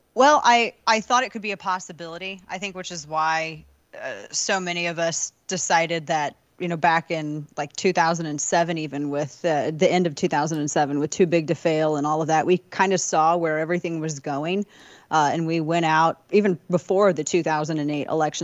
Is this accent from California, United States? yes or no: no; St. Louis, Missouri, United States; my hometown, Saint Louis